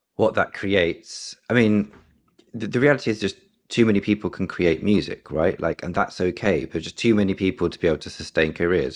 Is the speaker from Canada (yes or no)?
no; London, United Kingdom; I'm born and raised in London. Um, I've always been here.